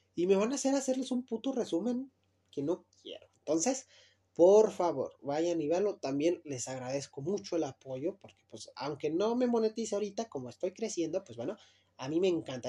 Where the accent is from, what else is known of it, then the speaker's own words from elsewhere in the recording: Luis Moya, Zacatecas, Mexico; yo vengo de Luis Moya, Zacatecas